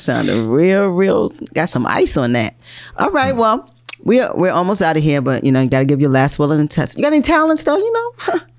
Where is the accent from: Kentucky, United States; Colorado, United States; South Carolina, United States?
South Carolina, United States; moved away; also born or lived in Mount Pleasant, South Carolina; I grew up in South Carolina.